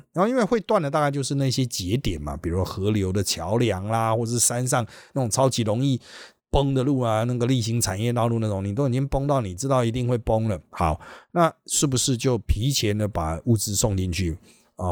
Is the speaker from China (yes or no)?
no; Taiwan; 因为台湾没有地级市这个观念，我们台湾人有的是